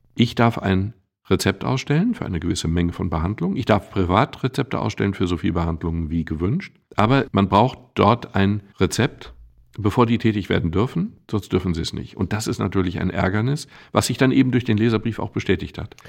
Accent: Castrop-Rauxel, North Rhine-Westphalia, Germany; Mittlerweile sage ich bewusst Castor Brauxel

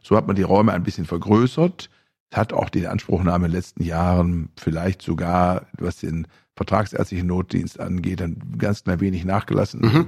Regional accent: Bielefeld, North Rhine-Westphalia, Germany; in meiner Heimatstadt Bielefeld

